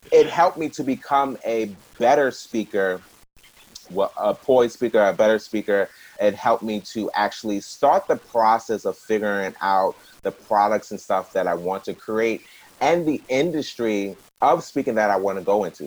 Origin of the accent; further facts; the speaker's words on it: New York, United States; I'm not from New Jersey, I'm from New York. It's easier in New York because we got trains and buses everywhere.